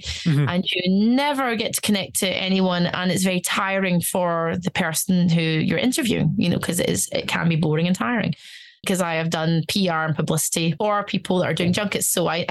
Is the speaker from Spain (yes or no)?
no; Stuttgart, Baden-Württemberg, Germany; born there; I speak German. I studied German in university. I was born in Stuttgart.